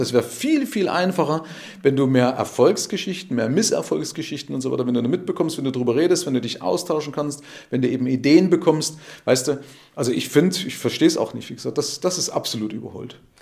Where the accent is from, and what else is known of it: Germany